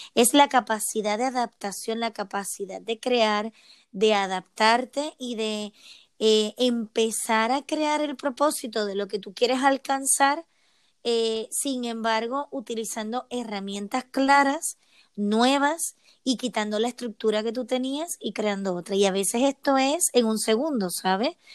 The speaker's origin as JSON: {"language": "Spanish", "country": "Puerto Rico", "moved": "as an adult", "lives_now": "Seville, Spain", "said": "soy de Puerto Rico y desde hace 10 años vivo en Sevilla, España"}